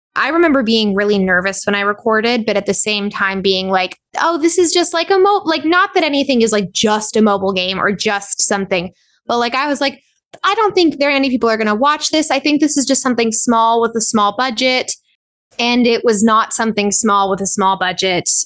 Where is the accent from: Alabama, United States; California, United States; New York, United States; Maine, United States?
California, United States; Southern; also born or lived in Corona, California / Orange County, California; I was born in, and raised in Southern California. I was born in Corona out in the Inland Empire. My parents are from Anaheim. So I grew up in both Orange County and the, and the Inland Empire.